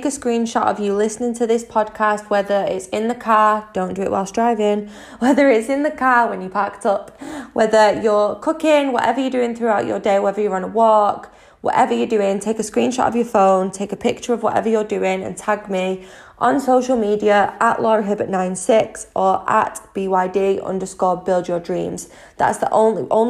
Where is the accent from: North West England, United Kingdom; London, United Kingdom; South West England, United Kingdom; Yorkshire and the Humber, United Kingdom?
North West England, United Kingdom; Manchester; I'm 25 from Manchester in the UK.